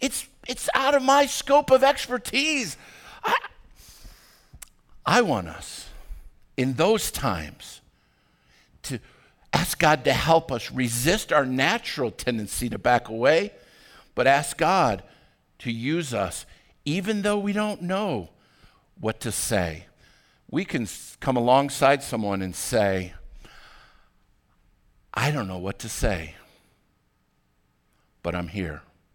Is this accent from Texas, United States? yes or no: no; Arvada, Colorado, United States; When I was growing up in Arvada, I went to high school at Arvada High School